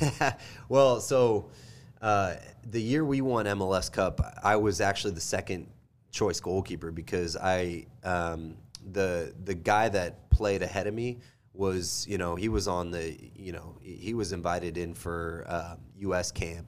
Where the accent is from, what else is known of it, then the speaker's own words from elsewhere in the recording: Kansas City, United States; also born or lived in Kentucky; I am from Kansas City, born and raised